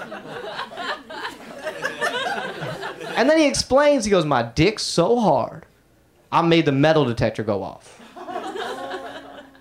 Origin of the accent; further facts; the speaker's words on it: Atlanta, Georgia, United States; I grew up in Atlanta, so I grew up listening to hip hop.